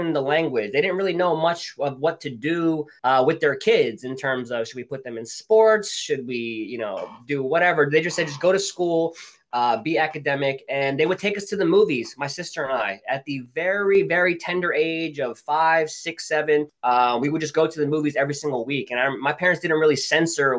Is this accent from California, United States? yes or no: no; New Jersey, United States; moved away as an adult; now in New York City, United States; I'm originally from Jersey, and I'm the Jerseyest Jersey boy you will ever meet